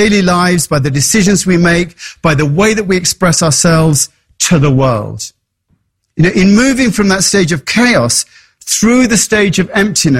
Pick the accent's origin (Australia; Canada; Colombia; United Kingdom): United Kingdom; England; moved away; And that's why I came from England to be in that environment.